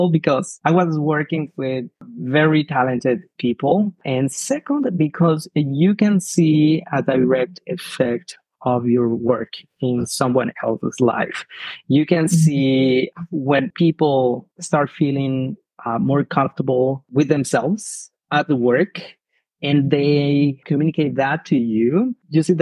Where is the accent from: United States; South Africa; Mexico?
Mexico; southern Mexico; English is a second language; moved away as an adult; now in Canada; I'm from Mexico. I'm originally from south of Mexico. I was living in a very small town where everyone is connected